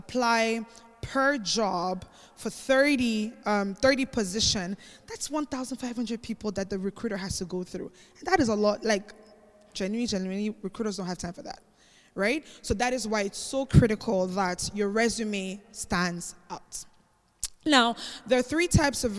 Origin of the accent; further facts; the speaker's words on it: Cameroon; also born or lived in Spain; So I'm actually not Nigerian. Many people think I'm Nigerian, but I'm actually Cameroonian.